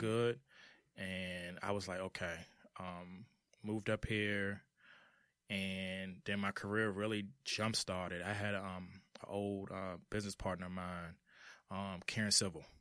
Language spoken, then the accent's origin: English; Washington, District of Columbia, United States; also born or lived in Charlotte, North Carolina; I'm from Washington, D C